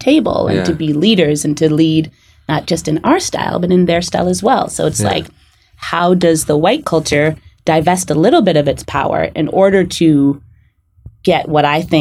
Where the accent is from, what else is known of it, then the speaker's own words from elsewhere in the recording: suburbs near White Plains, New York, United States; I grew up in New York in the suburbs of the city near White Plains, and I was raised by Jamaican parents, so hence I'm from Jamaica